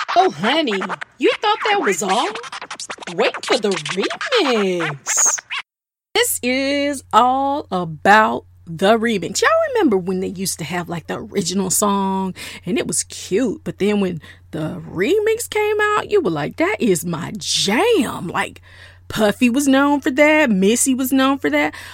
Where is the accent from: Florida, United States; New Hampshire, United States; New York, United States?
Florida, United States; South; I am a good old Southern girl. I'm from South Florida.